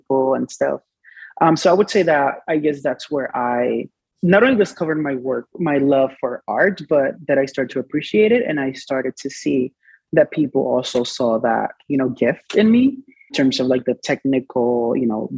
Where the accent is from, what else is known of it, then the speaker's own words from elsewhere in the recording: Dominican Republic; moved away; So I was born and raised in the Dominican Republic.